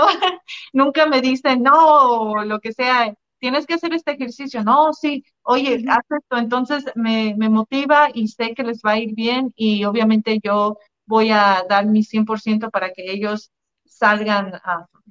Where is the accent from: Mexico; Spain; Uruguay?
Mexico; moved away; also born or lived in United States / Canada; yo soy mexicana